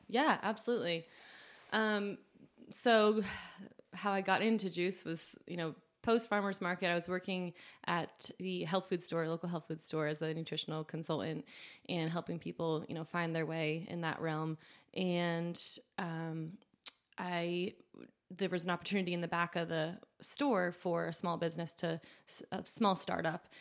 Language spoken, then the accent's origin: English; New Hampshire, United States; moved away as an adult; also born or lived in Vermont; now in Southwest Virginia, United States; I grew up in New Hampshire, like I said, and went to school in Vermont, just next door